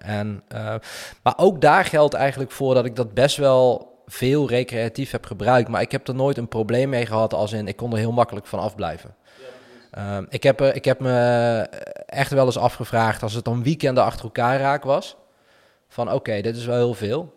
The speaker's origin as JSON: {"language": "Dutch", "town": "Weert", "region": "Limburg", "country": "Netherlands", "accent": "soft G", "moved": "yes", "said": "Ik kom uit Limburg zelfs"}